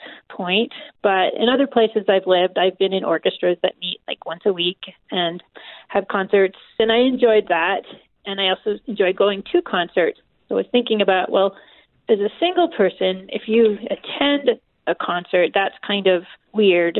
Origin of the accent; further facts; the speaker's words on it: Massachusetts, United States; moved away as an adult; also born or lived in Indiana; I grew up in Massachusetts as a member of The Church of Jesus Christ of Latter-day Saints.